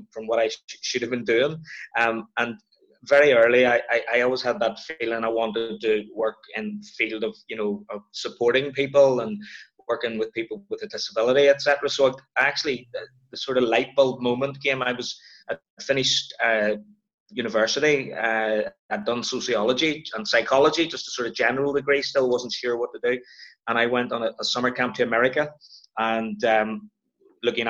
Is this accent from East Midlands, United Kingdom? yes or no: no; Belfast, Northern Ireland, United Kingdom; also born or lived in Edinburgh / Mallusk; Born and bred, Belfast, Northern Ireland